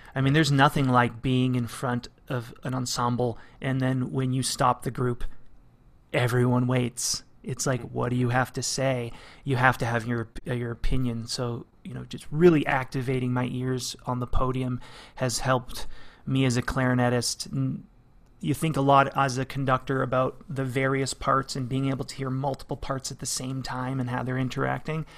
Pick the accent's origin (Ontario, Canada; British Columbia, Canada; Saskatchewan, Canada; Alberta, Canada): Ontario, Canada; London; moved away as an adult; also born or lived in Arizona; I was, uh, born and raised in London, Ontario. uh, to Portuguese parents.